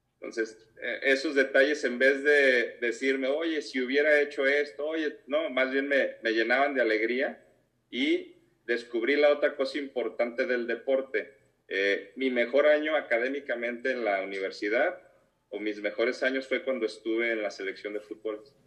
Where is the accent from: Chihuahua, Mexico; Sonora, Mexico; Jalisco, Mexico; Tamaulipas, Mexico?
Jalisco, Mexico; Guadalajara; soy de aquí, de Guadalajara